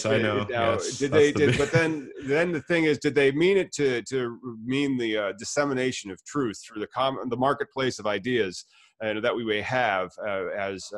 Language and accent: English; United States; as an American